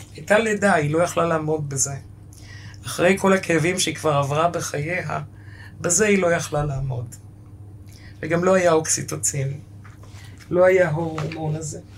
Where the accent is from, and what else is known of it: Ashdod, Southern District, Israel; born or raised there; first language German; Hebrew is a second language; also born or lived in Romania